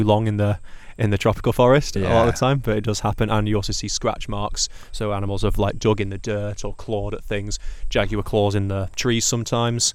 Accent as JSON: {"language": "English", "town": "Sheffield", "region": "Yorkshire and the Humber", "country": "United Kingdom", "said": "I'm from a city called Sheffield"}